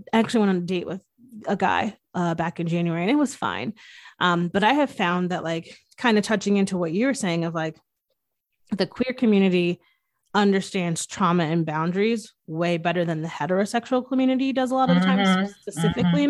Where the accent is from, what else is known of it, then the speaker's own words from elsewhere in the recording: Northeast, United States; I'm from the Northeast